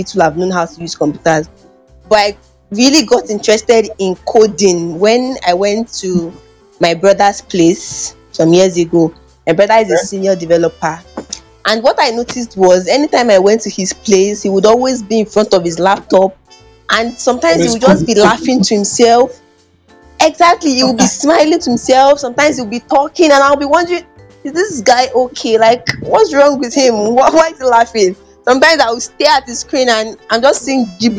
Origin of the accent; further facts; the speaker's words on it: Delta, Nigeria; I'm from Delta State, Nigeria. And it's very difficult for many people to believe because I speak pretty good Yoruba